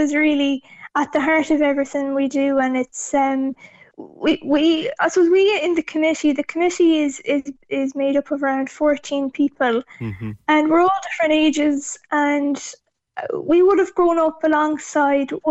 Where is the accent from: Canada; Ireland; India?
Ireland; Mayo, Connacht; I'm from Acklinand and Mayo myself, and growing up as the only disabled child in the village